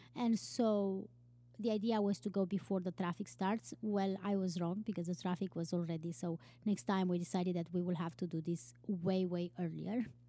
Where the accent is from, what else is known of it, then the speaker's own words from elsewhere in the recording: Romania; moved away as an adult; also born or lived in Iceland; I am from Romania